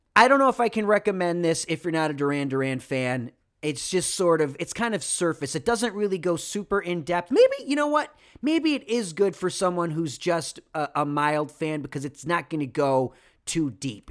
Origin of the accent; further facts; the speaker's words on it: Rochester, New York, United States; moved away; also born or lived in California; my hometown of Rochester, New York